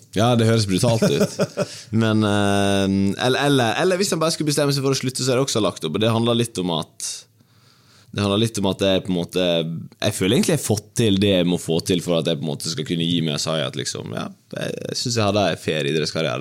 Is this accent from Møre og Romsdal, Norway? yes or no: yes; Ulsteinvik, Møre og Romsdal, Norway; moved away as an adult; Jeg var jo eh, lenge i klubben min Dimna hjemme i Ulsteinvik. Det var jo der jeg vokste opp